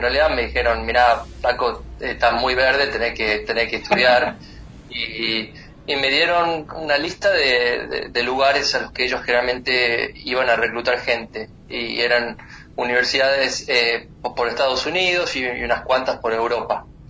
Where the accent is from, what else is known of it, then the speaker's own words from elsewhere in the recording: San Miguel de Tucumán, Tucumán, Argentina; moved away as an adult; also born or lived in Florida, United States; now in United States; yo soy de San Miguel de Tucumán, que es una provincia muy chiquita